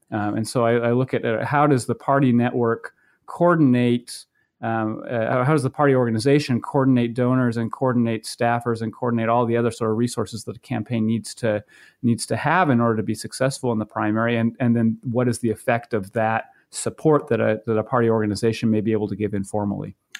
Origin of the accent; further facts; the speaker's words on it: Maine, United States; now in Iowa, United States; I grew up in Maine